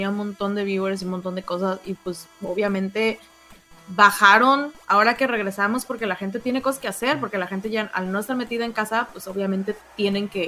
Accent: Mexico; Como mexicana confirmo.

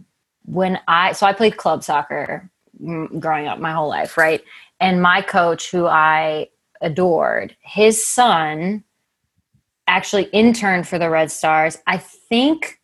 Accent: Appleton, Wisconsin, United States; moved away as an adult; also born or lived in Los Angeles; now in Chicago, United States; I grew up in Northeast Wisconsin, a quaint little place called Appleton

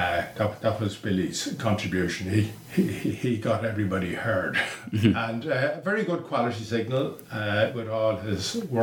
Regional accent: Dublin, Leinster, Ireland; I'm from Sallymount all my life. Lived in the same house. I know the area pretty well.

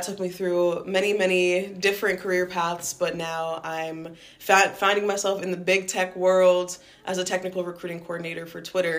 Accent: New York, United States; moved away as an adult; also born or lived in Rhode Island; now in Providence, United States; I was born and raised in New York

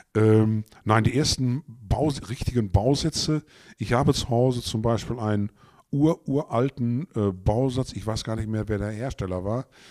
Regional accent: Gütersloh, North Rhine-Westphalia, Germany; also born or lived in Bünde; ich bin in Gütersloh geboren, bin auch dort zur Realschule, habe da die Realschule begonnen

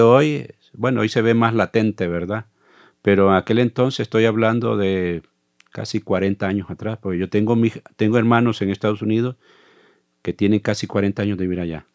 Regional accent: Zaragoza, La Libertad, El Salvador; moved away as an adult; now in Costa Rica; soy del Salvador. Nací en un pueblo llamado Zaragoza, del Departamento de la Libertad

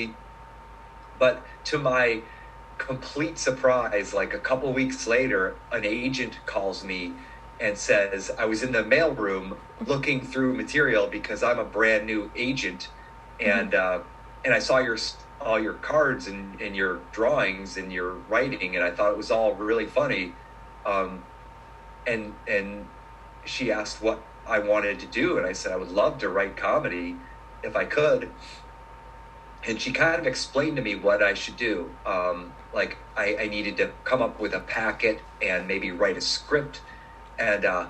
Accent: Ohio, United States; moved away; also born or lived in New York / Los Angeles; I grew up in Ohio

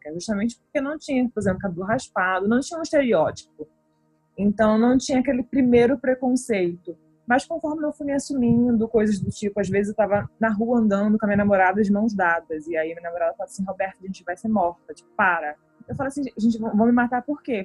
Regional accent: Recife, Pernambuco, Brazil; moved away as an adult; now in Canada; Recife, minha terra querida

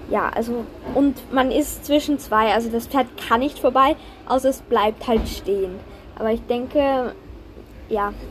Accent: Austria; Und wenn man die Lizenz hat, dann darf man Turniere reiten. Also so ist das bei uns in Österreich.

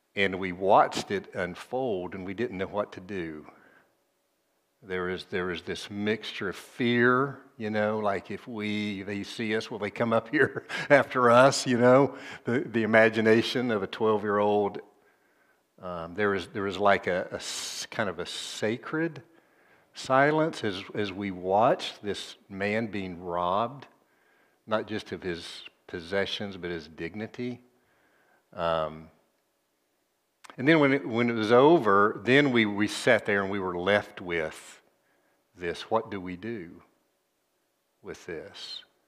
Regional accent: Tennessee, United States; Nashville, c, capital of my home state

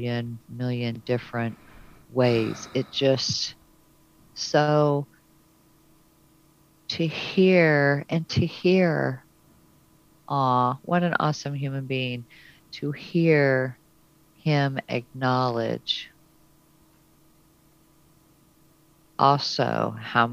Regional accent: Hope, Arkansas, United States; I was born in Hope, Arkansas

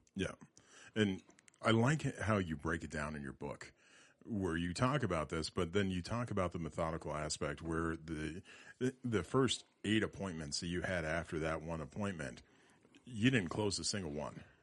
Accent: Loveland, Colorado, United States; I was born and raised in Loveland. I lived here a majority of my life.

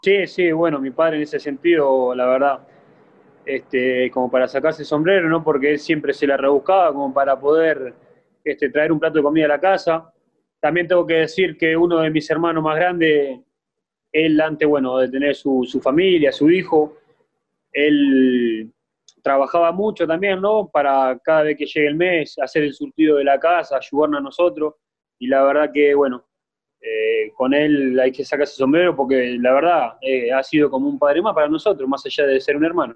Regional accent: Montevideo, Uruguay; now in Mexico; yo nací en Montevideo, un barrio La Valleja se llama, es un barrio, bueno, chico, pero sí, como te dije recién, este, nos hemos criado de un ambiente complicado

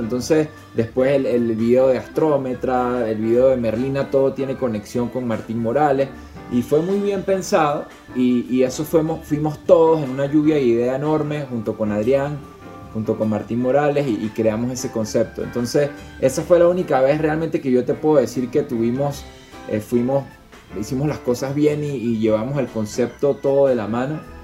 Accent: Mérida, Venezuela; moved away as an adult; now in Salt Lake City, United States; todos somos de Mérida

